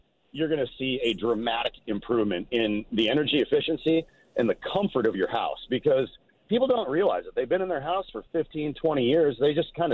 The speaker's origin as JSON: {"language": "English", "region": "Minnesota", "country": "United States", "moved": "yes", "said": "I'm from Minnesota"}